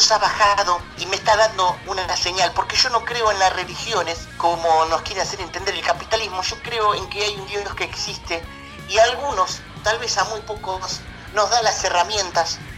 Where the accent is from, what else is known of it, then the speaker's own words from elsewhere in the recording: Canelones, Uruguay; soy, de la ciudad de, Canelones. Eh, después estuve viviendo un, tiempo, por eso que, tengo un acento diferente